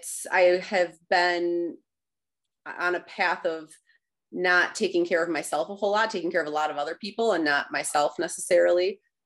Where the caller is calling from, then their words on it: Rockford, Michigan, United States; Rockford, Michigan.